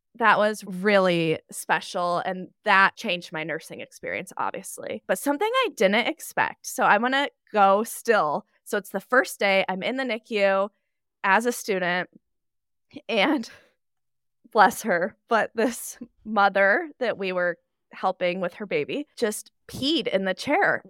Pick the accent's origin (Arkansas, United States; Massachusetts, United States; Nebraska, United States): Nebraska, United States; I am from Nebraska. flyover state.